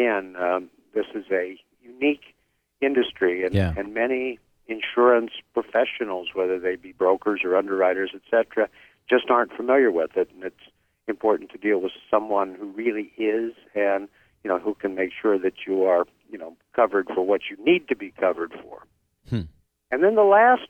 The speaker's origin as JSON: {"language": "English", "region": "Midwest", "country": "United States", "tie": "born or raised there", "said": "I grew up in the Midwest and went to the University of Nebraska first."}